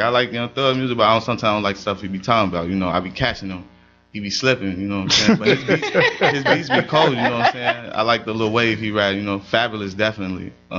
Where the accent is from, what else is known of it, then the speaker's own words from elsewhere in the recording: Chicago, Illinois, United States; I grew up in Chicago.